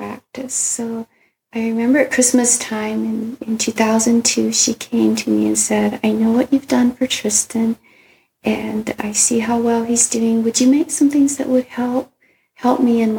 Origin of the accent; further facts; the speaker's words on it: Costa Rica; moved away; I grew up in Costa Rica with my dad having coffee plants and helping pick it